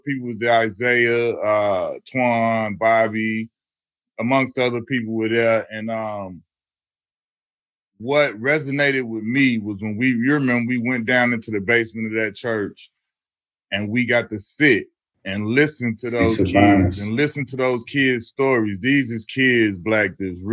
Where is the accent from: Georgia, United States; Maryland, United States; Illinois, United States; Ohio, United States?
Illinois, United States; Chicago; as a Chicagoan